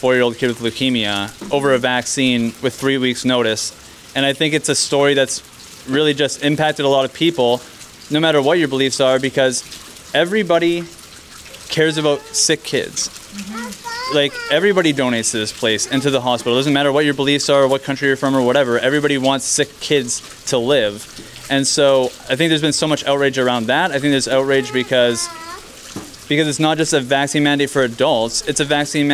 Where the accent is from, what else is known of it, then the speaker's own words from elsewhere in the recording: Kelowna, British Columbia, Canada; We're from Kelowna.